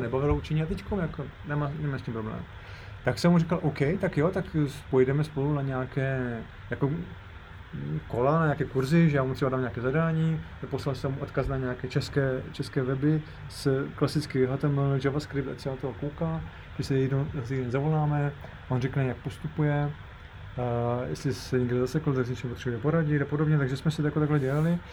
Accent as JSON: {"language": "Czech", "town": "Ostrava", "region": "Moravian-Silesian Region", "country": "Czechia", "said": "ostravský horník, od, odkud pocházím"}